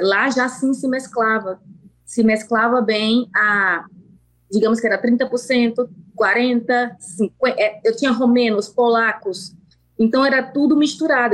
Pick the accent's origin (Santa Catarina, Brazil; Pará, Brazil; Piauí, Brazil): Piauí, Brazil; accent: Piauí; moved away as an adult; also born or lived in Colorado, United States; now in United States; meu sotaque, infelizmente ou felizmente, nunca vai sair, e isso eu me orgulho, porque esse sangue nordestino